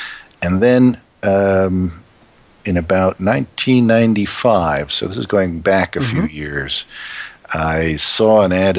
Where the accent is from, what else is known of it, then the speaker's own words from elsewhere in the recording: New York, United States; moved away as an adult; as you know. … And I am from New York originally. I was born in New York City, actually, but lived in the suburban part of New York for most of my childhood.